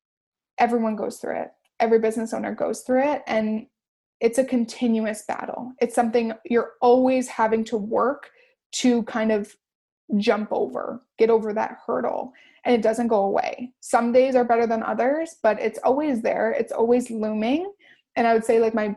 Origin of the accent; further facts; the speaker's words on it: Windsor, Ontario, Canada; We're all from Windsor, Essex. We're all from YQG.